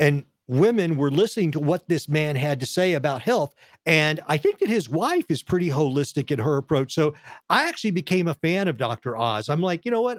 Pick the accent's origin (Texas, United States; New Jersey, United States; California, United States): Texas, United States; I'm a guy from Texas